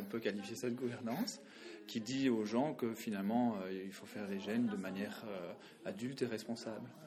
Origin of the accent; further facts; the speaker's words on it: Belgium; Je viens de la Belgique.